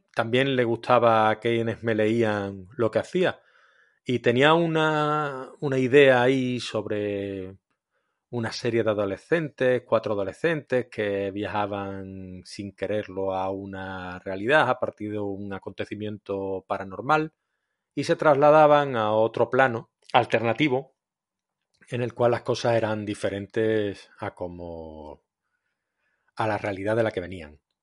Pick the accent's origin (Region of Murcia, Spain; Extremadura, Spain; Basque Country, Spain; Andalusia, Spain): Andalusia, Spain; Cádiz; now in Valencia, Spain; aunque esté afincado en Valencia hace muchos años, yo soy de Cádiz